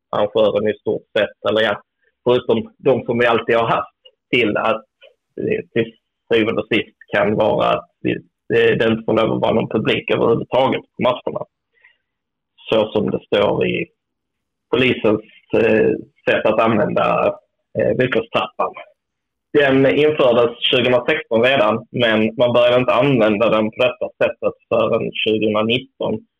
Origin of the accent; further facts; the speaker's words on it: Skåne, Sweden; Jag som är skåning